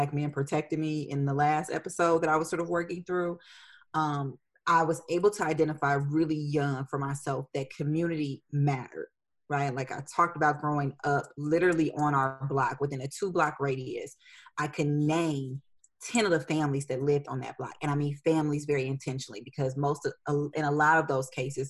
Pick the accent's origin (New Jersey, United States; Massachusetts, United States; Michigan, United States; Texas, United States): Michigan, United States; Detroit; moved away as an adult; also born or lived in Indianapolis, Indiana; now in Nashville, United States; my hometown